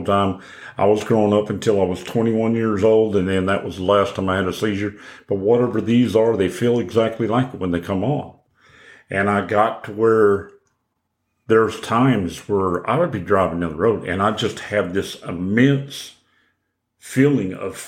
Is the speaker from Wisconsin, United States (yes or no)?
no; Oklahoma, United States; moved away; I'm originally from Oklahoma.